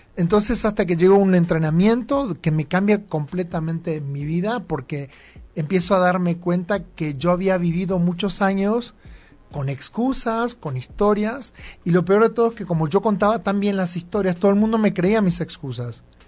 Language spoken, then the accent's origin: Spanish; Campo Viera, Misiones, Argentina; moved away as an adult; also born or lived in Buenos Aires, Argentina; now in Mexico; Y nací y viví toda mi vida en una ciudad que se llama Campo Viera